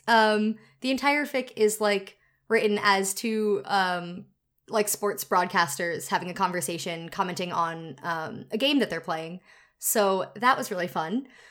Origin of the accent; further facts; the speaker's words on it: United States; I'm not from New York, but I did grow up, like, fifteen minutes outside of it for most of my life